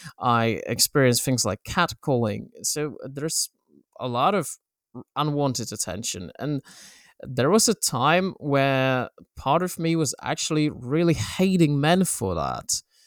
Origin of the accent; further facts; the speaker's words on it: Poland; born there; English is a second language; And I was born in Poland, in a small town that was very homophobic.